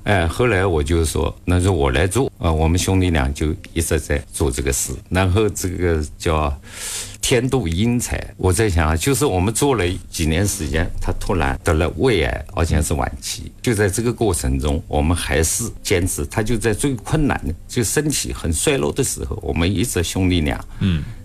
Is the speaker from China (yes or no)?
yes; China; 我们中国在这个行业， 尤其在手动工具行业